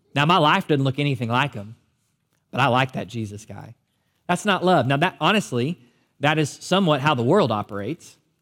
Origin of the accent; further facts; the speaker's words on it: United States; as American believers